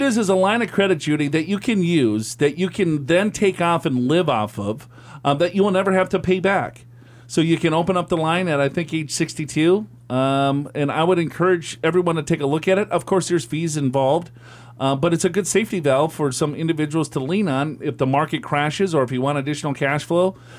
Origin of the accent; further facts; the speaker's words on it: California, United States; now in Hamden, United States; We are actually from Southern California ourselves, but moved to Hamden 2 years ago as my wife is attending Yale.